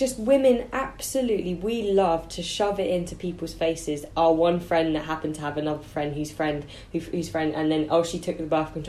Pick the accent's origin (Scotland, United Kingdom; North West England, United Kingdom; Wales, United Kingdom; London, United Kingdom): London, United Kingdom; I think that comes from growing up in South London, because girls know how to look after their hair here.